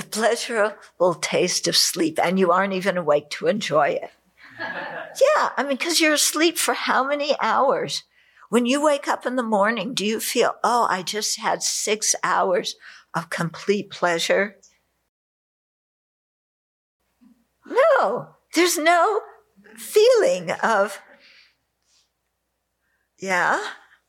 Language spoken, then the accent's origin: English; California, United States; I grew up in California